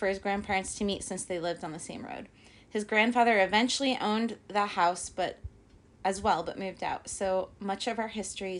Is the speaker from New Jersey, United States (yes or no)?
yes; New Jersey, United States; when we started dating here in New Jersey.